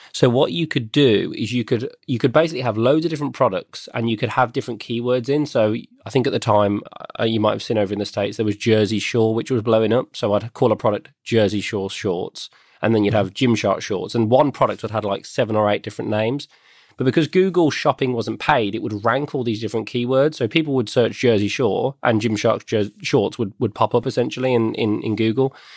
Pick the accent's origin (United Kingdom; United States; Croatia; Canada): United Kingdom; Birmingham, West Midlands; I grew up in the West Midlands of the UK.